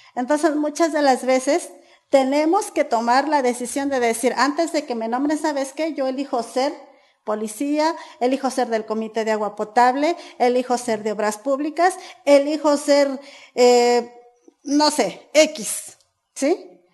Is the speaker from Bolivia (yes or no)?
no; San Diego Buenavista, Mexico; Soy originaria de San Diego Buenavista, mejor conocida como la Ruta de las Berries